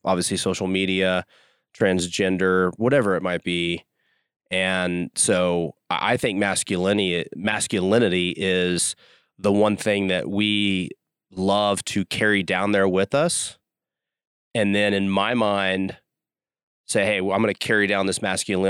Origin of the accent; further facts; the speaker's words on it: Dallas, Texas, United States; moved away as an adult; also born or lived in Houston, United States; now in Utah, United States; I'm a Texan at heart. I grew up in Dallas, went to school at University of Houston.